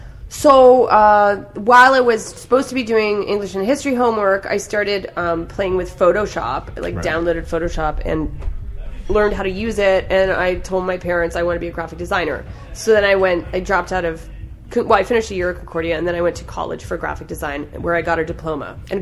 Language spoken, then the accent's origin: English; Canada; I think part of the reason I don't have a Netflix special is because I'm Canadian.